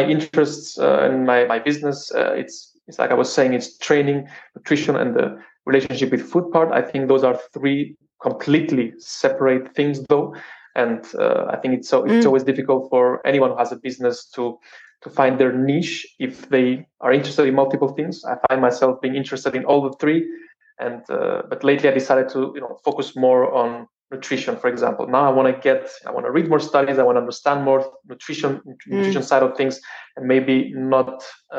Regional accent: Cyprus; I grew up in Cyprus

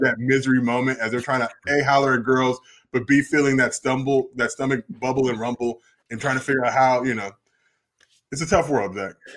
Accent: New Jersey, United States; moved away; also born or lived in Los Angeles; I was born in Jersey

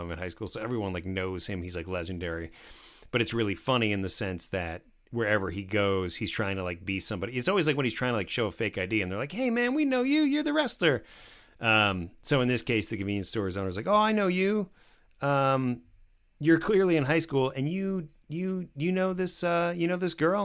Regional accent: New Jersey, United States; I grew up in New Jersey

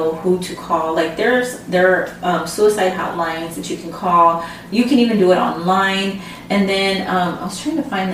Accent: San Antonio, Texas, United States; first language Spanish; English is a second language; I grew up in San Antonio. I'm a Mexican American. Mm-hmm. But growing up, what happened is, like, my first language was Spanish

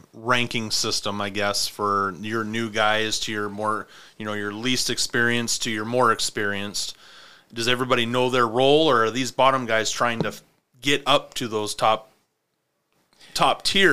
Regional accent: Spokane, Washington, United States; They didn't get too specific, just because I was from Spokane coming over to Post Falls

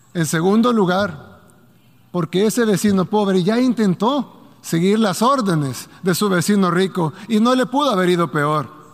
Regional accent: El Salvador; mi país, El Salvador

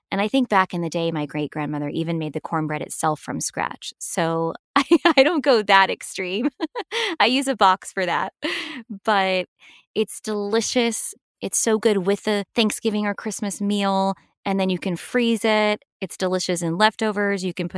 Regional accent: the South, United States; reminds me so much of my life growing up in the South.

